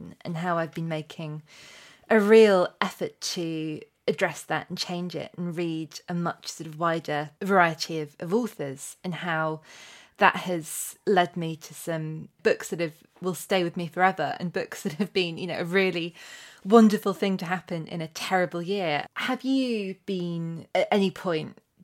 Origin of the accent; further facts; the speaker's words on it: England, United Kingdom; I grew up in England, but in a very practicing Catholic family